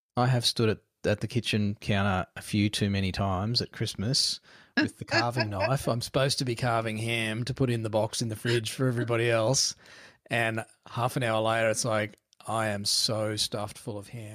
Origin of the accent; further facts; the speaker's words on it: Queensland, Australia; growing up in Queensland, was um, where we lived